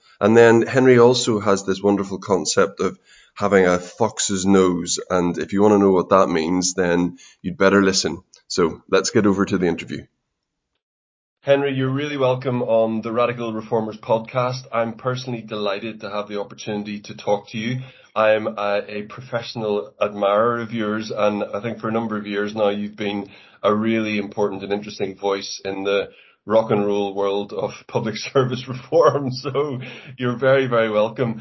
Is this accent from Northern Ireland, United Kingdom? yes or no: yes; Northern Irish, Northern Ireland, United Kingdom; accent: Northern Irish; Sometimes they get it right and say Northern Irish